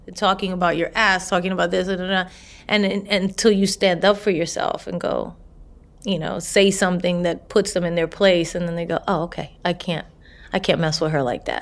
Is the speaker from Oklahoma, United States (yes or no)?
no; New York City, New York, United States; I'm a girl from the Bronx